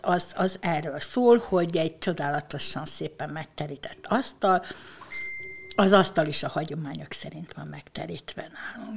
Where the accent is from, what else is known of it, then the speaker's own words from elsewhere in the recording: Ormánság, Baranya, Hungary; also born or lived in Bogádmindszent; Én ugye ormánysági lány vagyok